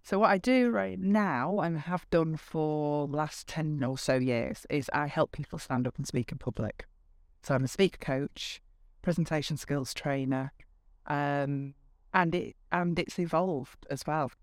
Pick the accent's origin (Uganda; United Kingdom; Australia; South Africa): United Kingdom; Bradford, Yorkshire and the Humber; also born or lived in Liverpool / Lancashire; now in Northwich, United Kingdom; I am a Yorkshire